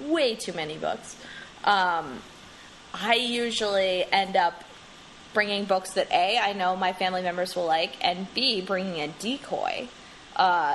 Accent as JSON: {"language": "English", "region": "New Jersey", "country": "United States", "said": "I am from New Jersey"}